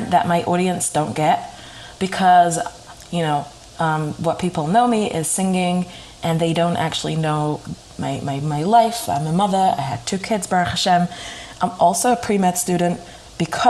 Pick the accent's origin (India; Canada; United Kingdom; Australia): United Kingdom; moved away as an adult; now in New York, United States; I'm from Britain, and I moved to America to New York exactly 3 months after my wedding